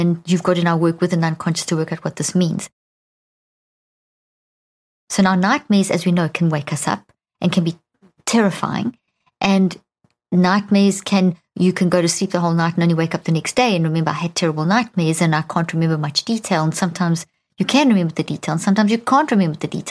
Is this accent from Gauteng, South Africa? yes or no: yes; Pretoria, Gauteng, South Africa; I grew up in South Africa